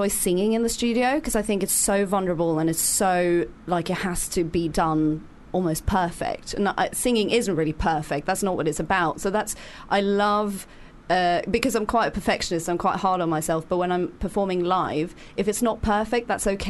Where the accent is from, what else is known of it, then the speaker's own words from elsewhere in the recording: Norway; first language Norwegian; English is a second language; I'm Norwegian, so Norwegian right. is my first language.